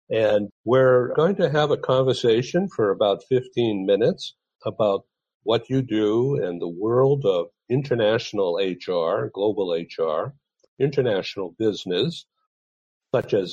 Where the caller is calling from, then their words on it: San Diego, California, United States; I'm coming from San Diego, California